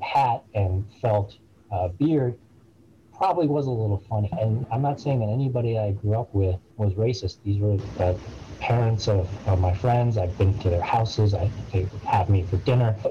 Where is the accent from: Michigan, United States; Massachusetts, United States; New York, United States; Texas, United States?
Massachusetts, United States; suburb of Boston; also born or lived in Bridgeport, Connecticut; I was born um, in Bridgeport, and we lived there until I was five years old. I grew up in a very middle class suburb of uh, Boston, Massachusetts.